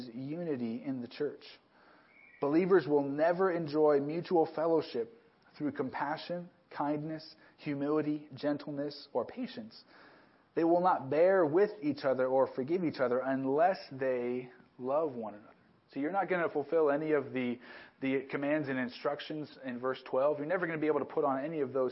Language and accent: English; Southern California, United States; moved away as an adult; also born or lived in New Mexico; a kid growing up in Southern California, which is one big city, to move to a town of about 12,000 people